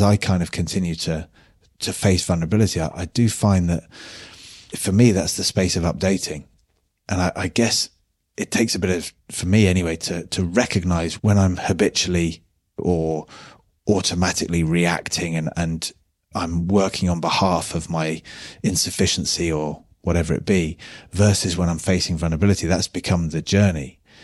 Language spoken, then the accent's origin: English; United Kingdom; being British